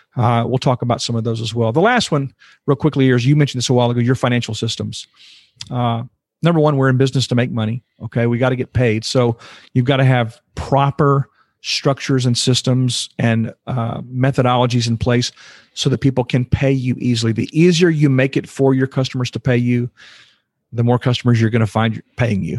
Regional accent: Houston, Texas, United States; I was born and raised in Houston, Texas, and, uh, been in Texas my whole life

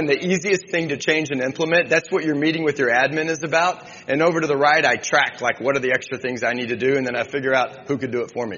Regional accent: Austin, Texas, United States; I'm from Austin, Texas

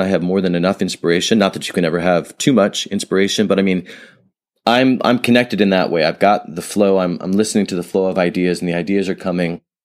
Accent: San Francisco, California, United States; I'm from San Francisco

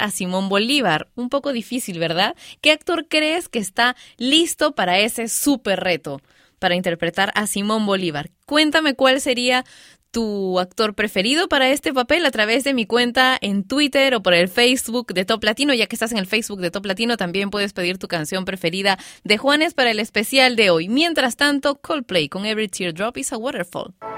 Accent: Peru; mi país, Perú

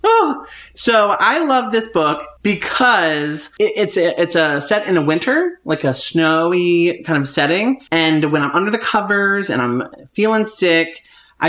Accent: United States; as an American

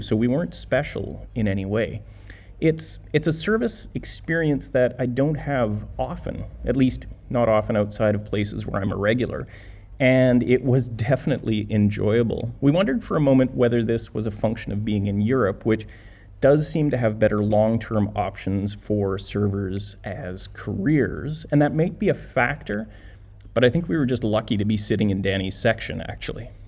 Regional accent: Canada; we are Canadian

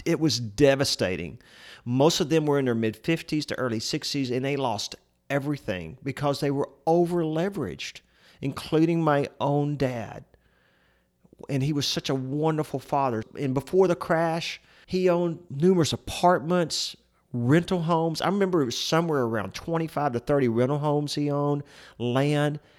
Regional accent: Central Texas, United States; we're from Central Texas, And I can remember growing up as a boy going with my dad to see all the different properties we owned

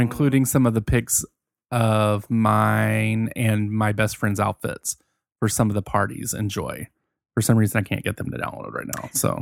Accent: Virginia, United States; I'm from Virginia.

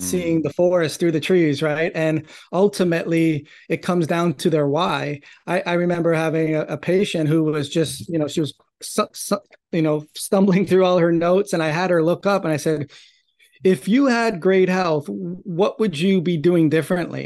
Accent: Toronto, Ontario, Canada; I grew up in Toronto, Canada

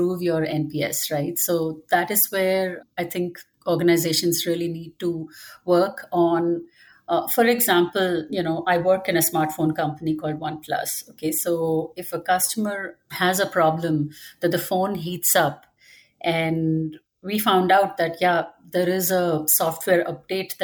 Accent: India; moved away as an adult; now in Dallas, United States; I was raised in India

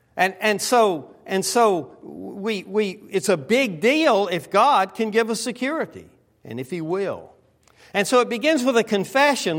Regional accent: the South, United States; now in West Coast, United States; I'm from the South.

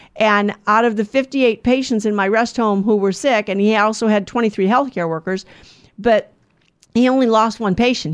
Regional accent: United States; I'm an American

